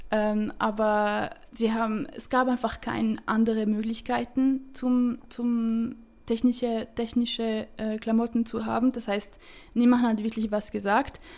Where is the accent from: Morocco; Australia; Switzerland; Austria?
Switzerland; Romandie; accent: French; German is a second language; Äh, ich komme aus der Schweiz, aber aus der Romandie. Äh, darum habe ich einen leichten französischen Akzent, wenn ich rede.